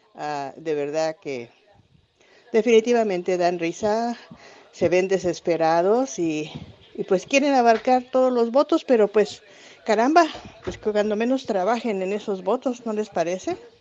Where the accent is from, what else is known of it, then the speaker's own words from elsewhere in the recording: Mexico; moved away; como mexicanos